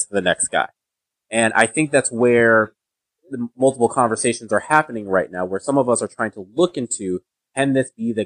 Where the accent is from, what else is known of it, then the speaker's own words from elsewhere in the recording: Nigeria; I'm Nigerian